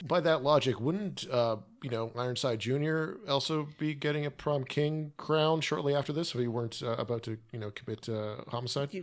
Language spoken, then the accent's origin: English; Canada; I'm Canadian